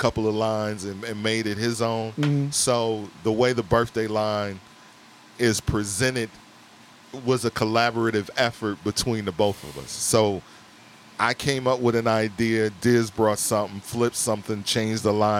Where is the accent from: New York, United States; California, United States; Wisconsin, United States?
Wisconsin, United States; Milwaukee; now in Chicago, United States; I come from Milwaukee, so I know what radio is like outside of Chicago